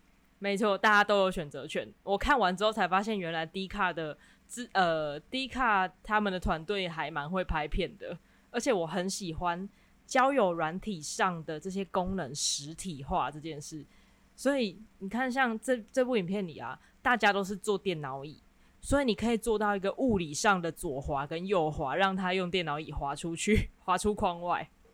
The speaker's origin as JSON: {"language": "Chinese", "region": "Kaohsiung", "country": "Taiwan", "said": "我是高雄人"}